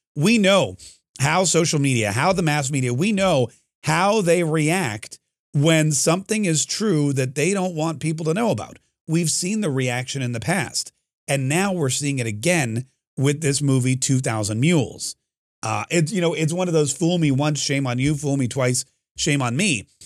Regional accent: North Carolina, United States; now in Florida, United States; I grew up in North Carolina

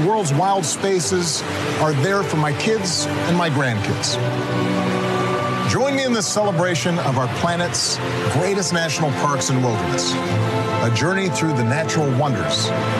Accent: Hawaii, United States; I grew up in Hawaii.

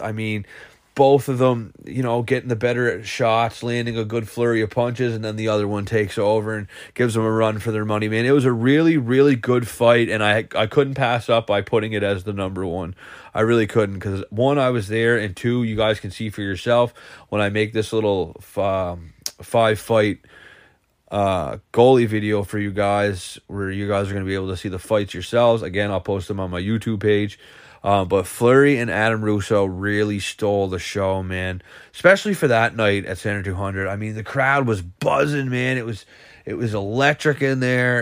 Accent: Cape Breton, Nova Scotia, Canada; also born or lived in Alberta; I'm from Cape Breton, but I work in Alberta

